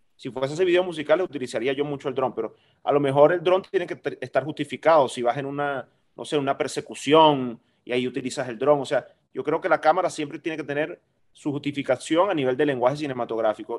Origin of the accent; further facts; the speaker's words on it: Maracaibo, Zulia, Venezuela; yo soy maracucho